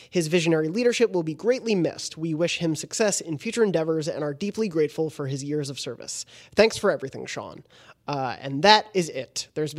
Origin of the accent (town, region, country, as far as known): South Africa